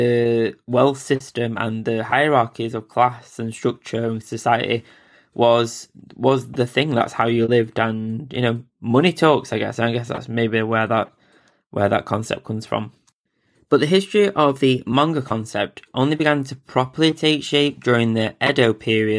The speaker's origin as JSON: {"language": "English", "region": "England", "country": "United Kingdom", "said": "I'm an English guy"}